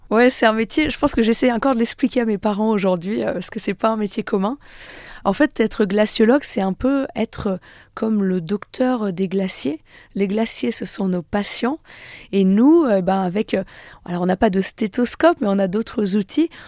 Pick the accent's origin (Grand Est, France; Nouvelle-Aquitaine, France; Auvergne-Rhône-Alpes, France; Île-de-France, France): Auvergne-Rhône-Alpes, France; Annecy; je suis née à Annecy, j'ai grandi dans un petit village pas très loin